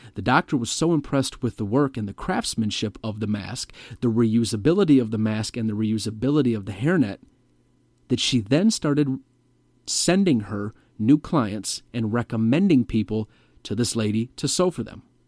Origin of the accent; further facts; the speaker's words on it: Metro Detroit, Michigan, United States; my home state of Michigan, more specifically the Metro Detroit area